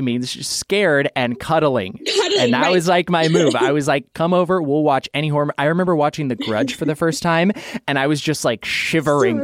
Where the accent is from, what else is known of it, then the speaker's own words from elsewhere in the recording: Idaho, United States; moved away as an adult; now in Los Angeles, United States; I grew up in Idaho. And so in Idaho, there's just a ton of empty space. And I live in like Boise Meridian area. So there's like city, but then you drive 20 minutes out and you're in like farmlands.